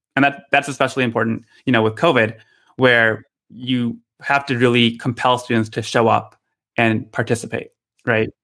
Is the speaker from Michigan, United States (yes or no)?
yes; Michigan, United States; now in Redwood City, United States; I grew up in Michigan